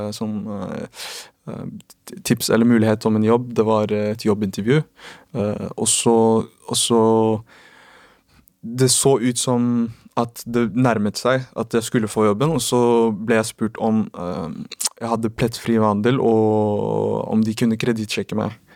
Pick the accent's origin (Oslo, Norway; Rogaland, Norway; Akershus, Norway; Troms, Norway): Oslo, Norway; for min del er det jeg er jo fra Oslo, en liten